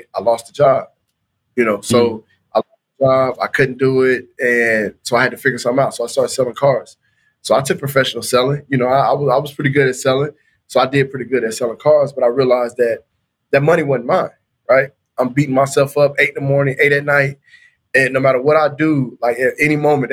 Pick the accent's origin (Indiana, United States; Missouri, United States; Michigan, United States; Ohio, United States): Indiana, United States; Anderson; moved away as an adult; also born or lived in Florida / Tuskegee, Alabama; I was born in Florida, but I was raised in Anderson, Indiana.